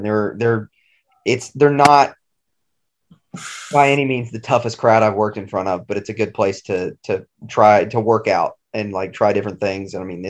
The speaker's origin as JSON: {"language": "English", "town": "Maryville", "region": "Tennessee", "country": "United States", "tie": "born or raised there", "said": "my hometown of Maryville"}